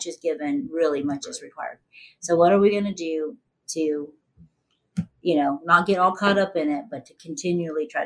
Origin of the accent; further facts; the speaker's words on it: Ohio, United States; I grew up in Ohio, Midwest